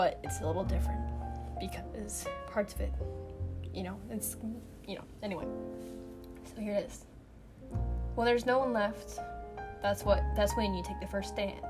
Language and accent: English; the North, United States; I'm from the north, and I'm white